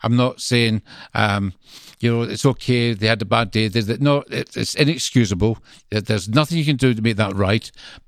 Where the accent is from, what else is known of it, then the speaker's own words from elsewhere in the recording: Greenock, Scotland, United Kingdom; accent: Scottish; now in England; I'm from the Glasgow side, a town called Greenock.